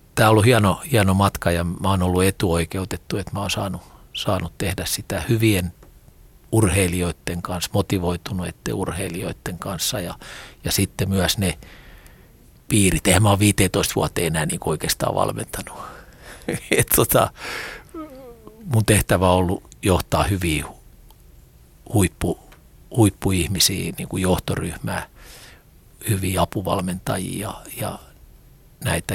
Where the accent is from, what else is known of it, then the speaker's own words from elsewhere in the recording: Rauma, Satakunta, Finland; Rauma on mulle mun kotikaupunki